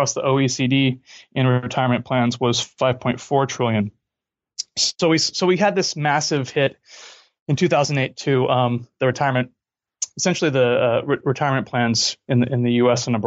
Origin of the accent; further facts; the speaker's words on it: California, United States; moved away; also born or lived in Cologne, Germany / New York; I grew up in California